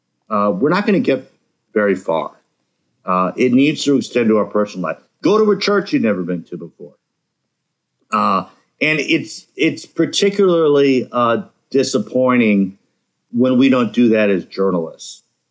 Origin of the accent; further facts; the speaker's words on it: Minnesota, United States; growing up in Minnesota. We have this reputation for Minnesota nice, which I think means that we have good manners. And people are fairly polite here.